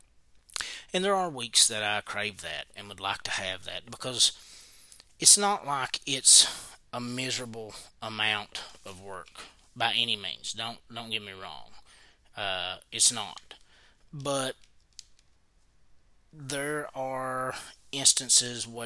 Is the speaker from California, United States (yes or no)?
no; Knott County, Kentucky, United States; we're from Knott County